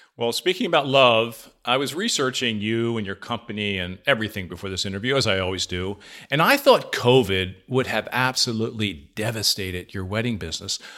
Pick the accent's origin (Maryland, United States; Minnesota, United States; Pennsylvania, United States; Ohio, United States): Pennsylvania, United States; near Conshohocken; Headquartered in Conshohocken, Pennsylvania, near my hometown